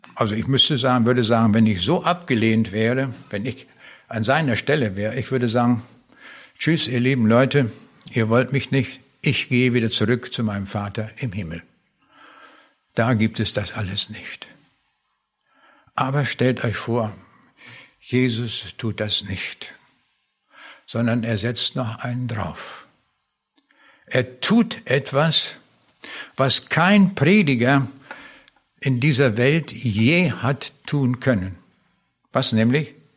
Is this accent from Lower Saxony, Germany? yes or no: yes; Lüchow, Lower Saxony, Germany; also born or lived in East Prussia / Föhr, Schleswig-Holstein; dann haben wir im Wendland gewohnt also hier im äußersten Zipfel von Niedersachsen. Und dann bin ich in Lüchow zur Schule gegangen